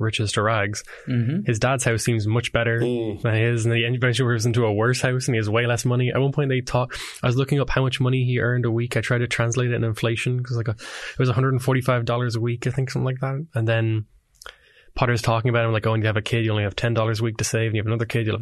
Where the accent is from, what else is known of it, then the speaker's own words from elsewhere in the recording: Ireland; I'm Irish